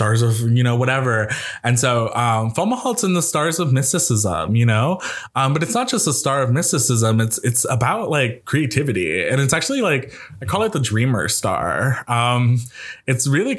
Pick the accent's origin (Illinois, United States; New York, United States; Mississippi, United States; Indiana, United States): New York, United States; I'm a New Yorker